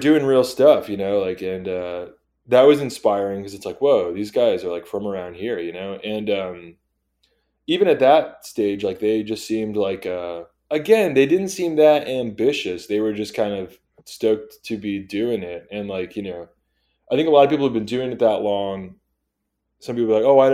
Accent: Torrance, California, United States; I grew up in Torrance, which is Southern California

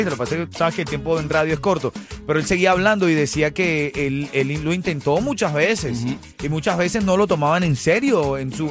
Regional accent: Cuba; Yo soy de Paloma, papá. A mí me criaron con palomas, muchas palomas en Cuba

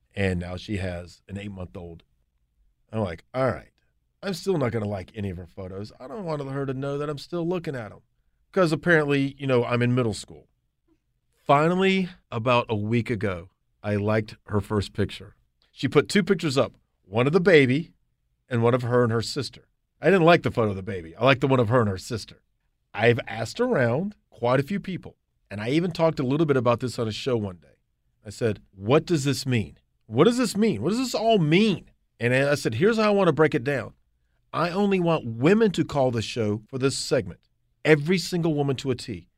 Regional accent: Charlotte, North Carolina, United States; also born or lived in Athens, Georgia; I moved back to Charlotte, my hometown

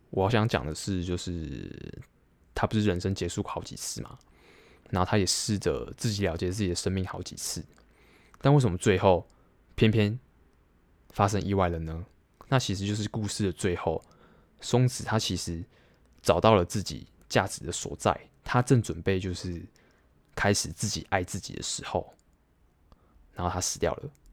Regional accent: Taiwan; 我自己身为台湾人

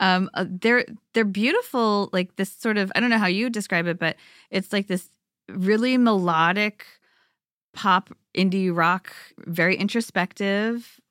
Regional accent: Bay Area, California, United States; growing up in this super diverse Bay Area

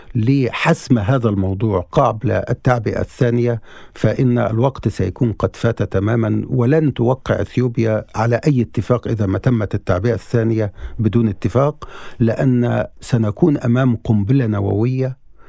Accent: Egypt; نحن كصحفيين مصريين

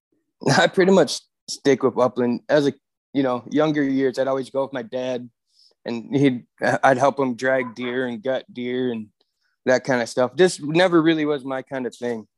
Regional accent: Michigan, United States; moved away as an adult; now in Williston, North Dakota, United States; I moved out of Michigan when I was about twenty-two, twenty-three

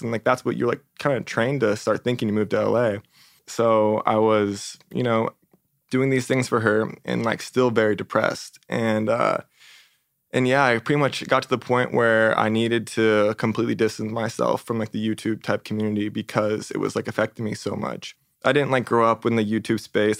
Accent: San Diego, California, United States; moved away as an adult; also born or lived in Arizona; now in Los Angeles, United States; I grew up in San Diego

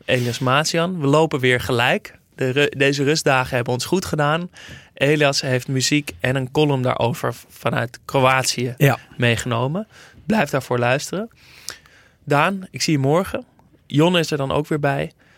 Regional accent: Netherlands; als Nederlander

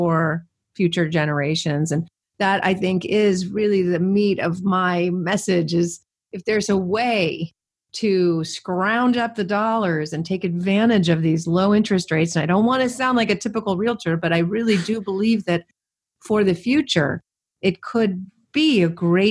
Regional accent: California, United States; I'm born and raised in California

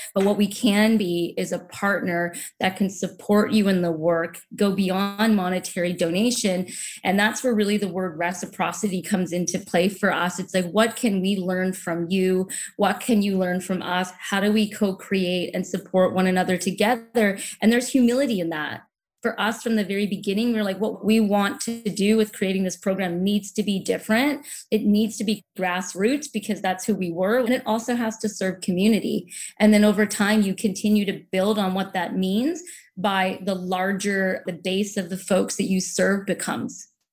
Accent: Saint John, New Brunswick, Canada; now in Vancouver, Canada; I grew up in New Brunswick along the Atlantic Ocean on a small peninsula just outside of the city of Saint John

